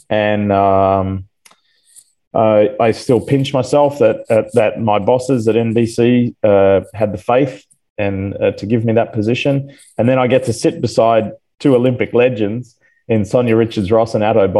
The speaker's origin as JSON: {"language": "English", "country": "Australia", "tie": "born or raised there", "also_born_or_lived": "Atlanta, Georgia", "moved": "as an adult", "lives_now": "United States", "said": "I'm an American citizen, but I'll never lose my Australian roots"}